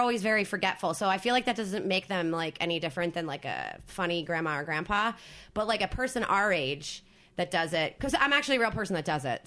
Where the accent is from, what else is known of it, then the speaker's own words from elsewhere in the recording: New Jersey, United States; moved away; also born or lived in Philadelphia; I grew up in South Jersey